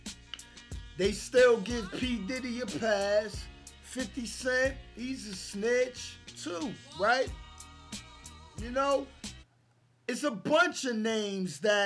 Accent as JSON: {"language": "English", "town": "New York City", "region": "New York", "country": "United States", "said": "I'm from Brooklyn"}